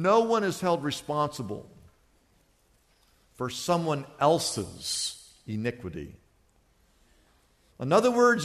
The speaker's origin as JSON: {"language": "English", "town": "Wichita", "region": "Kansas", "country": "United States", "tie": "born or raised there", "also_born_or_lived": "Oklahoma", "moved": "yes", "lives_now": "Los Angeles, United States", "said": "I was born in Oklahoma, but I grew up in Wichita, Kansas."}